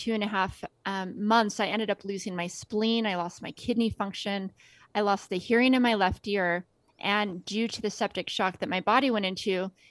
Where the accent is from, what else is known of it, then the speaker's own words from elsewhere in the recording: Las Vegas, Nevada, United States; grew up in Las Vegas.